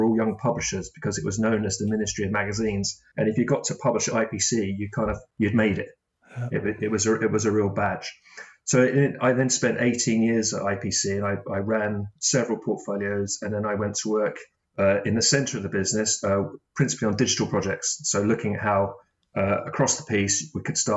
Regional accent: Brighton, South East England, United Kingdom; also born or lived in Manchester; I went back to my hometown of Brighton

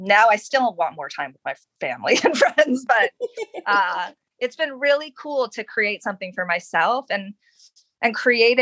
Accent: Honolulu, Hawaii, United States; also born or lived in Los Angeles; now in Northern Virginia, United States; I'm from Honolulu

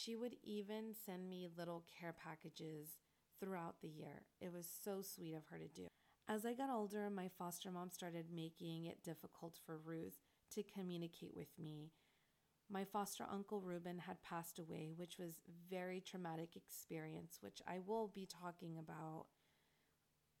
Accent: La Puente, California, United States; I came from La Puente, which is completely different background than what I was driving into

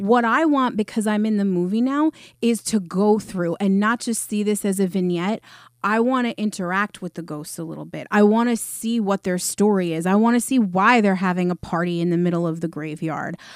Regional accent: New York, United States; I'm from New York

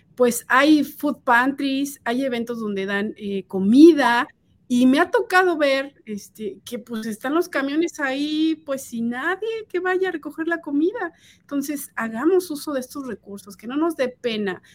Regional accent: Mexico; now in United States; yo soy de México

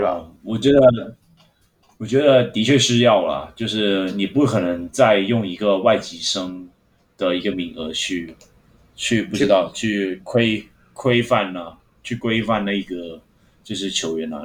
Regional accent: Hong Kong; moved away; 我作为香港人

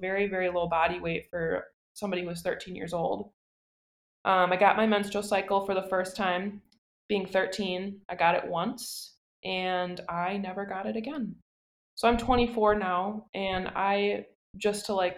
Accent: Plymouth, Wisconsin, United States; moved away as an adult; now in Green Bay, United States; I'm from a small town called Plymouth. Plymouth is about 1.5 hours down south.

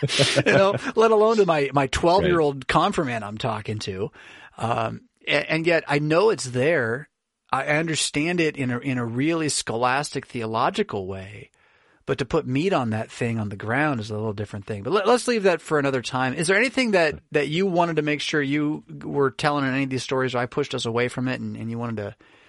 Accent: United States; as an American

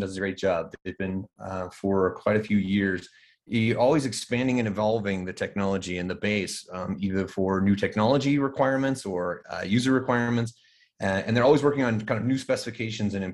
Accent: Colorado, United States; So living in Colorado, growing up in Colorado, actually fourth generation Colorado kid

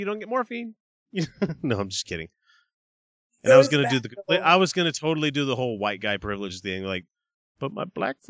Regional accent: Deep South, United States; the little child growing up in the Deep South. I went to a school predominantly black. I mean, it was like 98% black, 2% other.

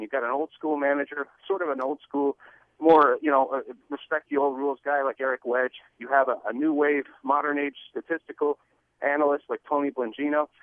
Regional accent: Montreal, Quebec, Canada; now in Seattle, United States; growing up in Montreal

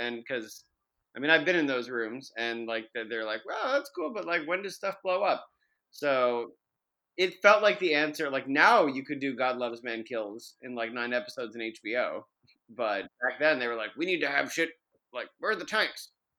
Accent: Central New York, United States; I'm from Central New York now.

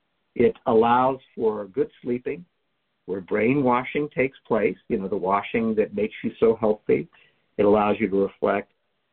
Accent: the South, United States; I grew up in the South

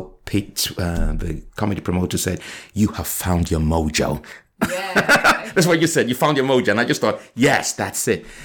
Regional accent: Nigeria; moved away; also born or lived in Liverpool; I was raised in Nigeria from 1970 to 1985

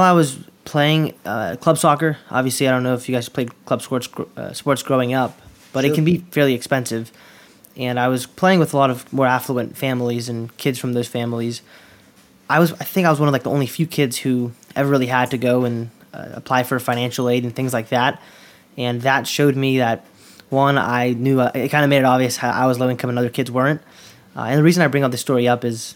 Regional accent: Durham, North Carolina, United States; also born or lived in Queens, New York; I grew up here in Durham, North Carolina, originally born in Queens, New York

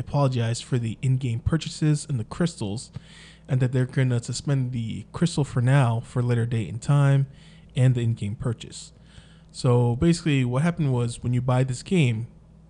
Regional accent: Las Vegas, Nevada, United States; we are from Vegas.

